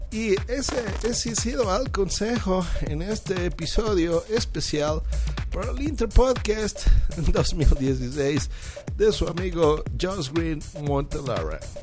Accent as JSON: {"language": "Spanish", "region": "Mexico City", "country": "Mexico", "said": "yo soy un podcaster mexicano de la Ciudad de México"}